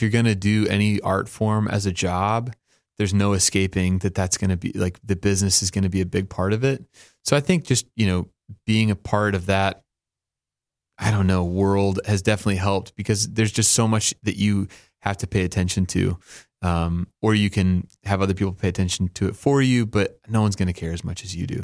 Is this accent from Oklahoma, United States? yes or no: yes; Oklahoma, United States; I grew up in Oklahoma.